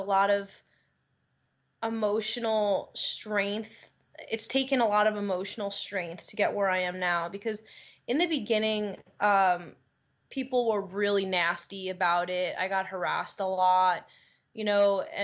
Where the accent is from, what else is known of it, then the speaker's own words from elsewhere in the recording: Long Island, New York, United States; moved away as an adult; now in Los Angeles, United States; I grew up on Long Island, and it was a really good place to grow up